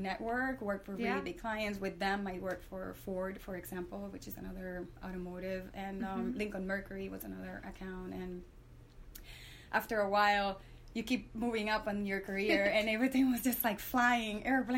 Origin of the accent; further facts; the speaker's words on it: San Juan, Puerto Rico; also born or lived in Florida; now in United States; I grew up in San Juan, Puerto Rico. And I've moved here to the States maybe 21, 22 years ago